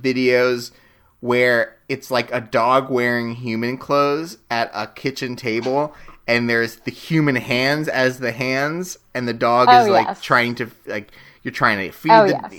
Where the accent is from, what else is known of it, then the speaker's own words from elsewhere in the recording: Nashville, Tennessee, United States; born there; I was born in Nashville and moved 7 times.